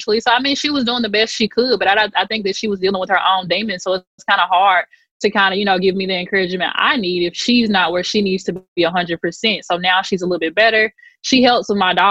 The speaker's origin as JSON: {"language": "English", "region": "Mississippi Delta", "country": "United States", "moved": "yes", "said": "we're from the Delta originally"}